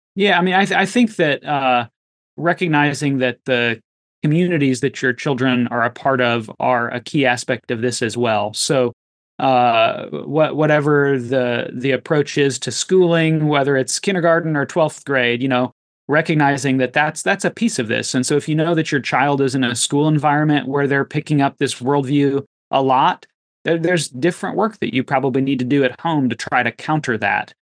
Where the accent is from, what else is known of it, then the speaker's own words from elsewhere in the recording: United States; as American Christians